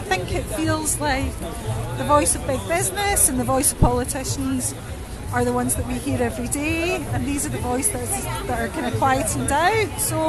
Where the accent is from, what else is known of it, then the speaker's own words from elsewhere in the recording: Glasgow, Scotland, United Kingdom; We're from Glasgow, and I think their schools have been really quiet about this.